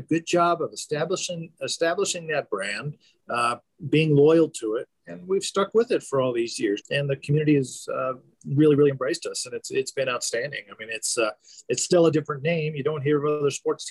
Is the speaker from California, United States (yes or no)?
yes; Southern California, United States; now in Albuquerque, United States; I grew up in Southern California